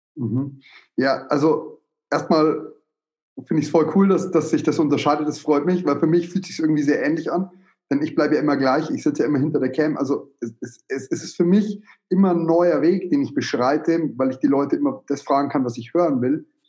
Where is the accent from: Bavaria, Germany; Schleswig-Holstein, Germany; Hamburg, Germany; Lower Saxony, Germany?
Bavaria, Germany; bei uns in Bayern